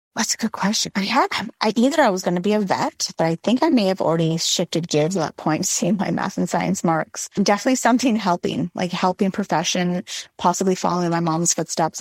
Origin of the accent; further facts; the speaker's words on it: Montreal, Quebec, Canada; I grew up in Montreal